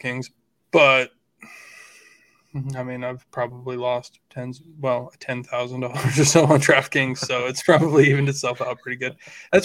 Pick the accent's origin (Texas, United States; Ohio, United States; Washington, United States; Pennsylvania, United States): Washington, United States; I grew up in Washington State